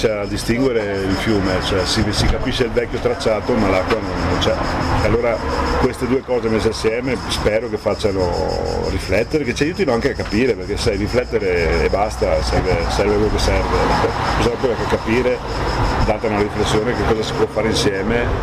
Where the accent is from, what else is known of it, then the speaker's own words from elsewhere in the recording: Treviso, Veneto, Italy; io sono trevigiano ma della sinistra piave, sono, ci sono delle sfumature che sembrano sembrano sonature ma sono cose poi di sostanza